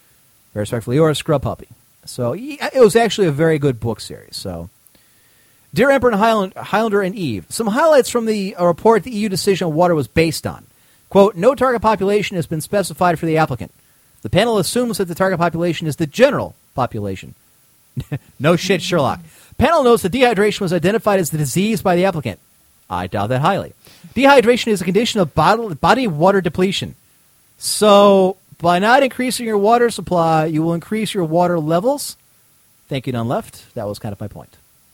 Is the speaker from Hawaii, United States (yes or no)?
no; Battle Creek, Michigan, United States; I was from Battle Creek, Michigan. I was 21 years old, and I was home from, because I was going to Michigan State University.